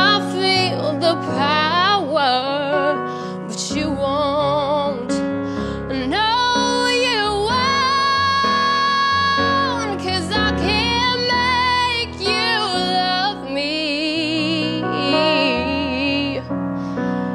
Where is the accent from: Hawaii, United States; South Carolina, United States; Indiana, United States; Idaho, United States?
Indiana, United States; Carmel; I'm 18 years old, and I'm from Carmel, Indiana